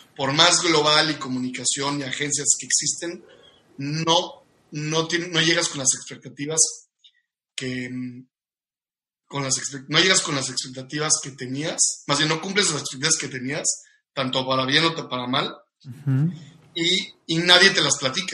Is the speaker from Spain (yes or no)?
no; Mexico; moved away as an adult; now in Sydney, Australia; como mexicanos estamos muy programados a vivir familiarmente donde nacimos